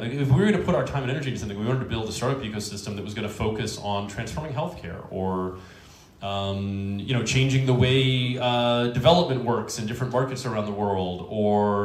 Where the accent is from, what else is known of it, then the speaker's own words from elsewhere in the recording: Washington, District of Columbia, United States; I was born and raised in Washington, D.C.